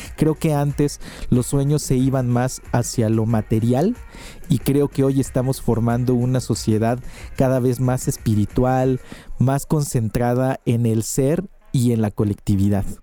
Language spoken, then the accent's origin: Spanish; Oaxaca, Mexico; emprendedor oaxaqueño